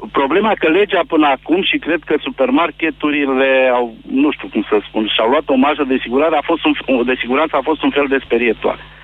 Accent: Mehedinți County, Romania; eu sunt din Mehedinți, lucrez în domeniul agricol

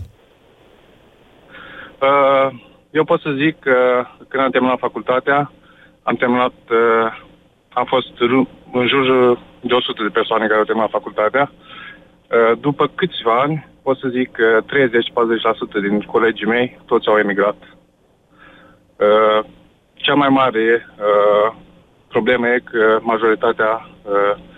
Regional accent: Romania; moved away as an adult; now in Norway; una dintre persoanele care a emigrat din țară, șap- acum șapte ani

